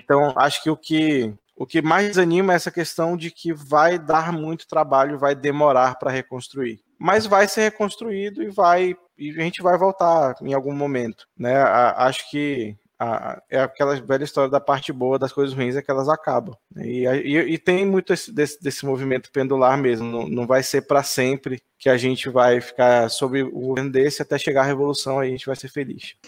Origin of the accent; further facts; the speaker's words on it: Manaus, Amazonas, Brazil; eu sou aqui de Manaus